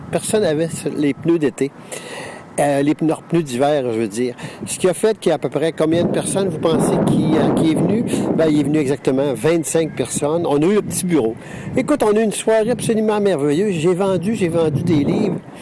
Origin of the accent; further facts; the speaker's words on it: Quebec, Canada; ici au Québec